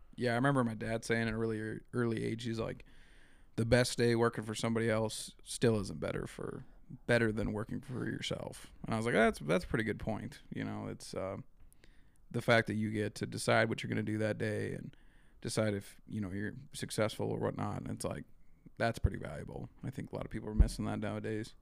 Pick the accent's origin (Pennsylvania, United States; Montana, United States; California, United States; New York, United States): Montana, United States; Eastern; also born or lived in Miles City, Montana / Ekalaka, Montana / Baker, Montana; I was born in Miles City, and then my dad was a hired man on a ranch outside of Miles City until I was about six, and then he found a place in Ekalaka, Montana